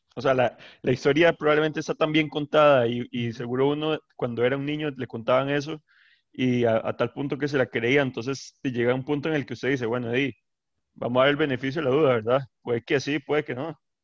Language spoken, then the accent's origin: Spanish; Escazú, San José, Costa Rica; yo soy de Escazú